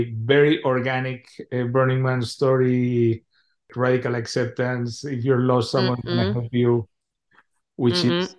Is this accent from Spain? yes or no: yes; Spain; I told him I was from Spain.